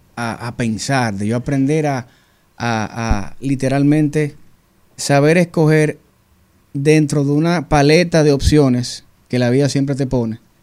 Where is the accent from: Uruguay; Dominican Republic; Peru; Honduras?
Dominican Republic; soy dominicano